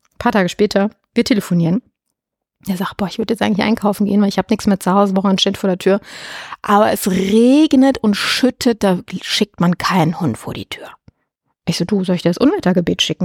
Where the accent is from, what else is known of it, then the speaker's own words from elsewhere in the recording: Germany; bei uns in Deutschland